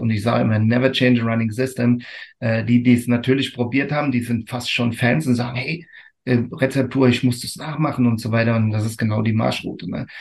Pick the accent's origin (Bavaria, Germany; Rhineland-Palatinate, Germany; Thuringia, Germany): Rhineland-Palatinate, Germany; Rotenfels area; Und das ist meine Heimat